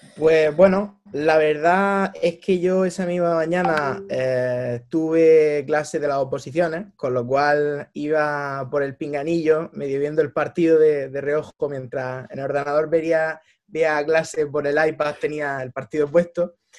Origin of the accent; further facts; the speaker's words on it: Almería, Andalusia, Spain; also born or lived in Manchester; yo soy nacido en Almería, mi padre era italiano, con lo cual, en concreto de Roma